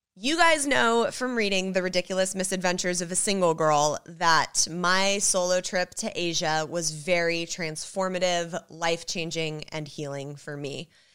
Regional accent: Los Angeles, California, United States; I grew up in Hollywood

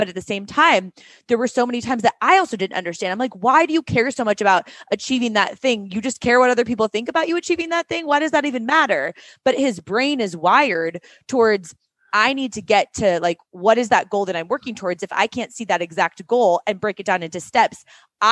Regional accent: Seattle, Washington, United States; moved away as an adult; also born or lived in New York City; we both grew up there

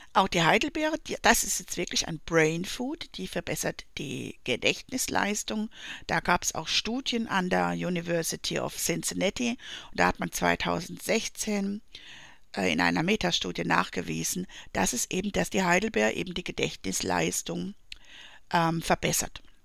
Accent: Black Forest, Baden-Württemberg, Germany; aus dem Schwarzwald, wo ich herkomme

